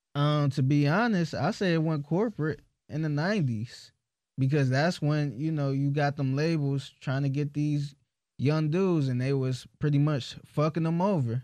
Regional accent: Cleveland, Ohio, United States; I'm from Cleveland

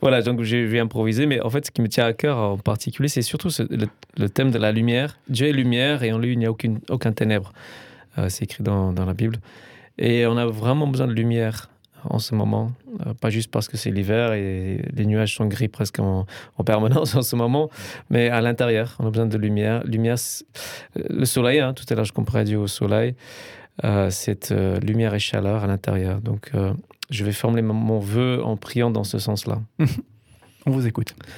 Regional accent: England, United Kingdom; moved away; je suis un Anglais

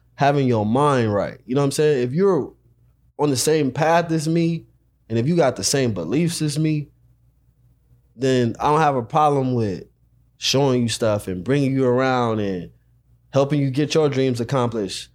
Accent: Los Angeles, California, United States; I'm from South Central

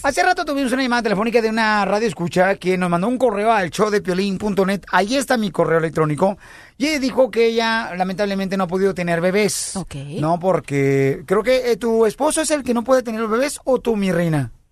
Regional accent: Mexico; Yo soy el único mexicano, señores, en toda la República Mexicana

